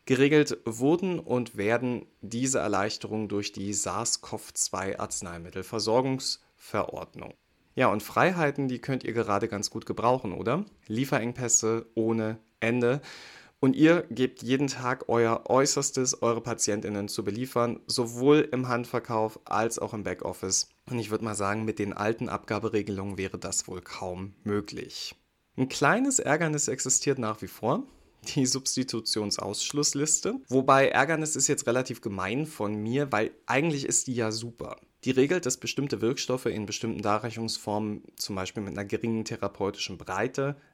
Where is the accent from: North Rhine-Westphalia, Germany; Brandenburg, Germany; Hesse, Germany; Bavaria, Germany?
Brandenburg, Germany; Und dafür machen wir eine Reise in mein Heimatbundesland, nach Brandenburg.